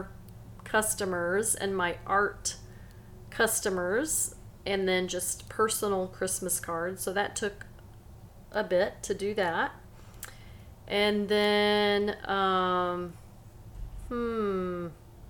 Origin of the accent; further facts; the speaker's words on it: Silsbee, Texas, United States; also born or lived in Angleton, Texas; when I was little, we moved from Angleton, Texas to Silsbee, Texas. I was actually 3 years old